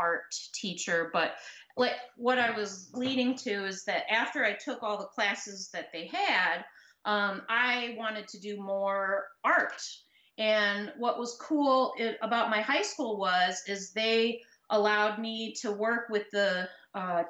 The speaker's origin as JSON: {"language": "English", "country": "United States", "tie": "born or raised there", "also_born_or_lived": "Indiana / Kentucky", "moved": "yes", "lives_now": "Chicago, United States", "said": "I grew up in Indiana, in Kentucky, so I was pretty far away from the ocean"}